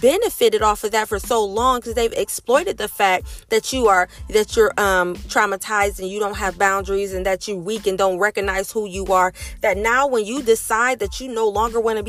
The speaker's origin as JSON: {"language": "English", "region": "Ohio", "country": "United States", "tie": "born or raised there", "moved": "as an adult", "said": "That's where I've been living my entire life. That's where my family is"}